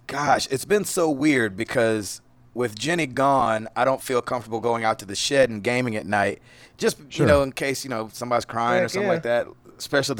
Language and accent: English; United States; Ooh, we're American.